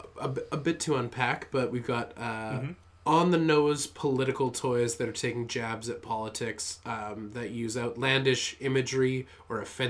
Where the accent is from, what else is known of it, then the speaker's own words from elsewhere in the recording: Canada; I'm Canadian